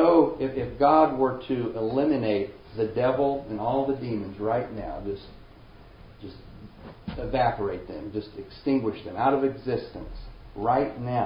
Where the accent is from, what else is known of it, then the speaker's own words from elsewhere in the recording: Springfield, Missouri, United States; I grew up in around Springfield, Missouri